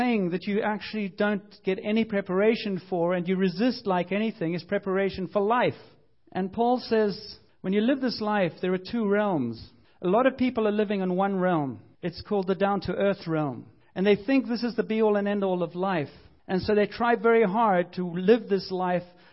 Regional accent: United Kingdom; I'm British

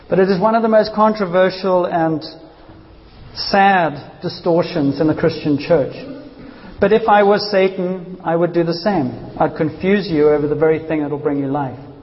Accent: South Africa; I grew up in South Africa

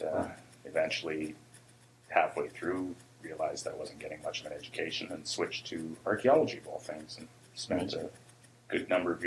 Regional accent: Port Alberni, British Columbia, Canada; also born or lived in Nanaimo; I grew up in Port Alberni.

